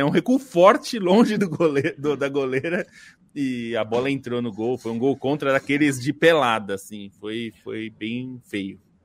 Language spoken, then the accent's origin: Portuguese; Brazil; nós somos brasileiros, estamos no Brasil